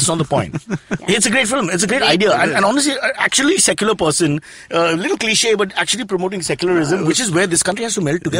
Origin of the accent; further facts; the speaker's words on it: Mumbai, Maharashtra, India; Growing up in Khetwadi.